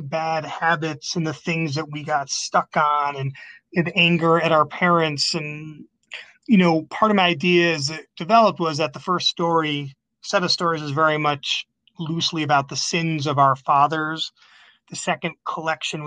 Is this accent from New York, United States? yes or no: yes; Binghamton, New York, United States; moved away; my hometown of Binghamton, New York